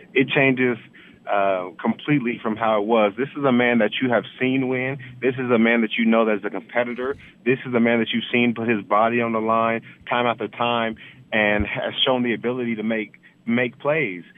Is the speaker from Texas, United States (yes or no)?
no; Palmdale, California, United States; moved away; also born or lived in Denver; back in my hometown of Palmdale